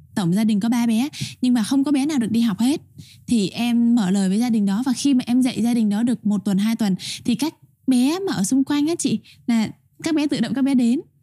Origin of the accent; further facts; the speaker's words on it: Vietnam; moved away; người con của giáo sứ Tân Hải, giáo phận Long Xuyên